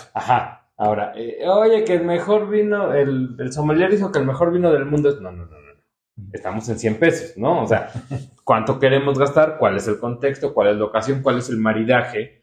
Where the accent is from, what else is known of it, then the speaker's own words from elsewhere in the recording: Puebla, Mexico; now in Mexico City, Mexico; nací en Puebla